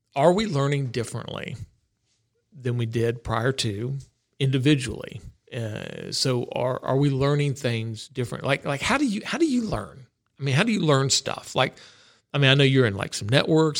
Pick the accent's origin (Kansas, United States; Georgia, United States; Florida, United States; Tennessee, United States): Florida, United States; growing up in Florida